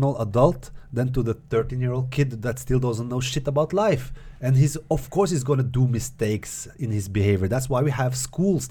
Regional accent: Norway; that's my experience growing up in Norway

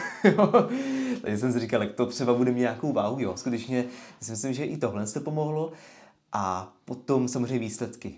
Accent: Letovice, South Moravian Region, Czechia; also born or lived in London, United Kingdom; jsem strávil dětství na letišti v Letovicích, tady nedaleko

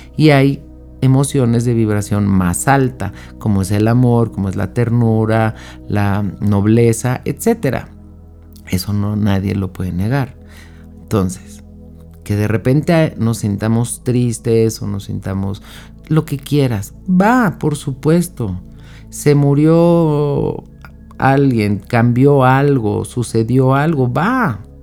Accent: Mexico; yo soy de México

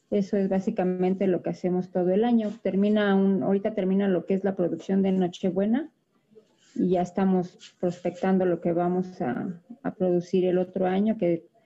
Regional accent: Xochimilco, Mexico City, Mexico; yo soy originaria de aquí de la Ciudad de México. Pertenezco a la delegación Xochimilco y tengo ya 12 años dedicándome a esta actividad

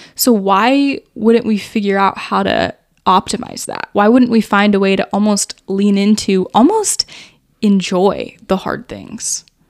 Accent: United States; growing up in America

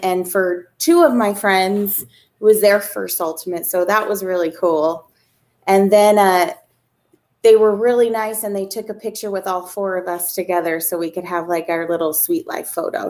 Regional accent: West Virginia, United States; now in Arizona, United States; I live in Arizona. I'm originally from West Virginia

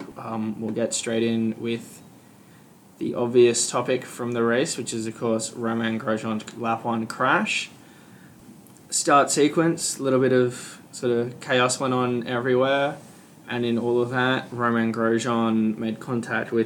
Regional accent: Queensland, Australia; We're all from Queensland.

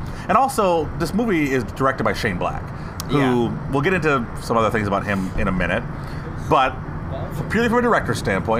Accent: Detroit, Michigan, United States; as a kid growing up in Detroit.

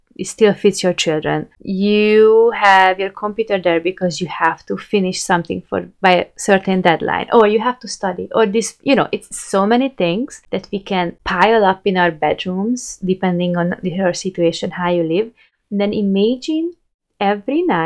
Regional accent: Hungary; moved away as an adult; I moved from Hungary

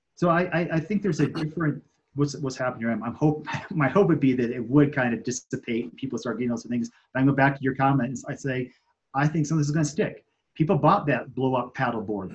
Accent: Michigan, United States; moved away as an adult; now in Colorado, United States; was driving back from California um, to Michigan, where I'm from

